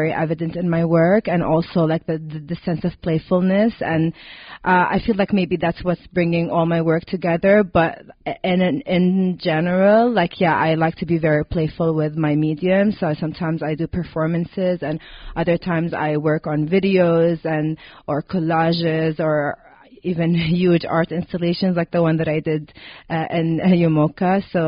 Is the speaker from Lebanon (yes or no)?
yes; Lebanon; also born or lived in Riyadh, Saudi Arabia; So I was born in Riyadh, Saudi Arabia. My parents are both from there. And then my parents decided to move the whole family to Lebanon when I was around 8 or 9.